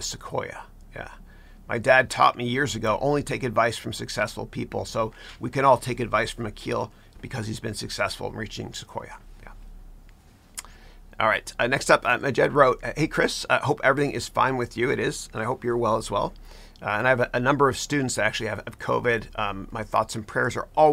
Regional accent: Mississauga, Ontario, Canada; That's where I'm from. I'm a 905er. I grew up in Mississauga

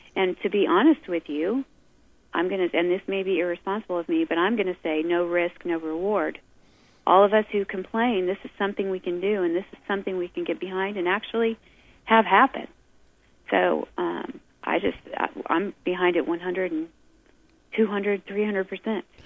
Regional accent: United States; as an American, I love this country. I was raised to love this country

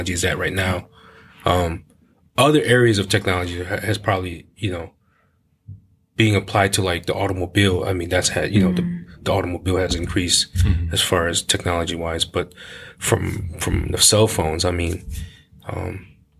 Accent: Cleveland, Ohio, United States; born and raised Cleveland

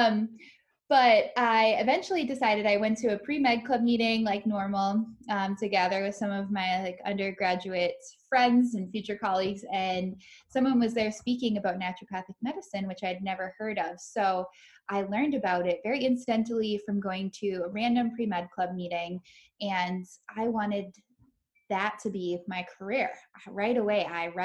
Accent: Minnesota, United States; moved away; I grew up in Minnesota, so now I'm back here

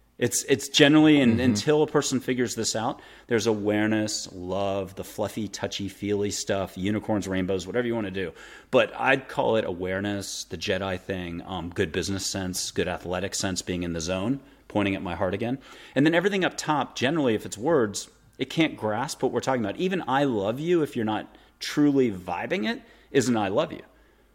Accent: East Coast, United States; also born or lived in Florida / Nantucket / Boston / Paris; I had moved 25 to 42, 43 times on the East Coast. Mostly I'm from the East Coast, up and down from Florida, Mid-Atlantic, Nantucket, went to high school at Andover outside of Boston, did a year in Paris, blah, blah, blah.

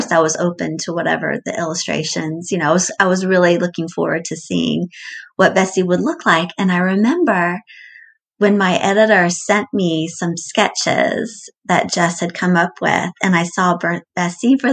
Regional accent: Atlanta, Georgia, United States; also born or lived in Lewisburg, Pennsylvania; I'm from Atlanta. I live in Atlanta now.

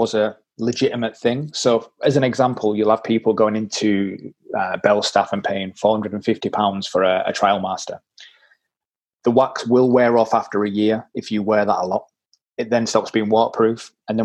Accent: Leeds, Yorkshire and the Humber, United Kingdom; accent: Yorkshire; I am a tight Yorkshireman, as you can probably tell by my accent

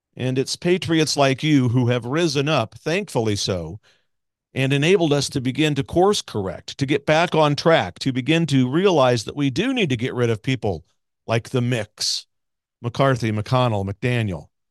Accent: Missouri, United States; Missouri, my home state

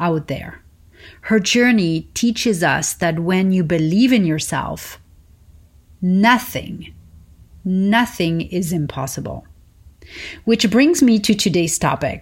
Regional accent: Paris, Île-de-France, France; moved away; I learned growing up in Paris

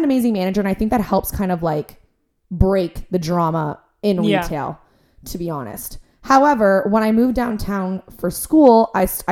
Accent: Oshawa, Ontario, Canada; moved away as an adult; now in Toronto, Canada; I'm from Oshawa.

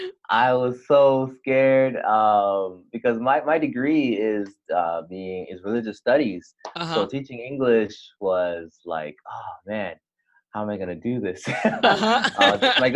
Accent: Canada; moved away as an adult; also born or lived in Jamaica; now in South Korea; I was born in Jamaica, but I immigrated to Canada, where I live for most of my life.

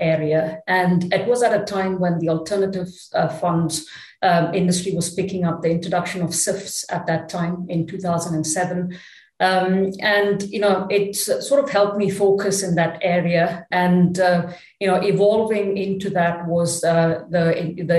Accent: Chennai, Tamil Nadu, India; moved away as an adult; also born or lived in Paris, France; now in Luxembourg; So I grew up in Chennai. It was called Madras in those days. So that's where, you know, I went through all my education

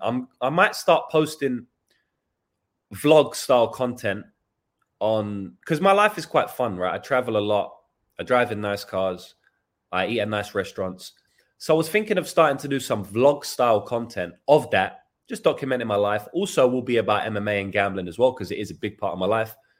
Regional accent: England, United Kingdom; now in New Zealand; I'm English

